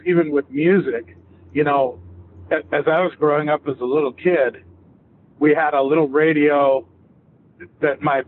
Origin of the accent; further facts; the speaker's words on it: Salt Lake City, Utah, United States; I grew up right in Salt Lake City